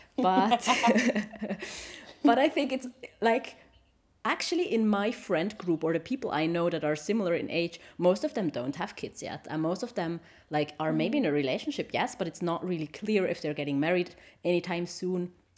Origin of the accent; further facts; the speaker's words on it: Switzerland; English is a second language; And he's from Korea and I'm from Switzerland, you know, and we met there. We were both on vacation and we spoke in English, but our English was really bad